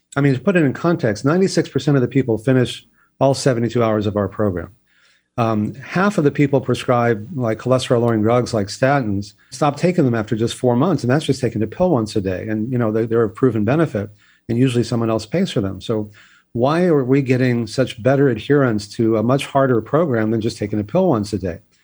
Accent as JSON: {"language": "English", "region": "Texas", "country": "United States", "tie": "born or raised there", "said": "I grew up in Texas where exercise was always punishment"}